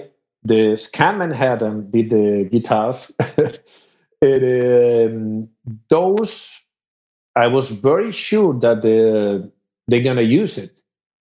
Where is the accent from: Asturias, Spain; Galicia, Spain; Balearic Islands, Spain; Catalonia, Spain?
Asturias, Spain; accent: Spanish; English is a second language; moved away as an adult; also born or lived in Madrid, Spain / Mexico / Los Angeles, United States; now in Austin, United States; Sorry, in Asturias, but I moved to Madrid. I was living 11 years in Madrid